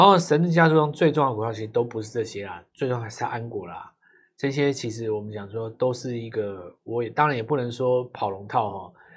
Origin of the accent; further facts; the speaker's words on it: Taiwan; 我们台湾人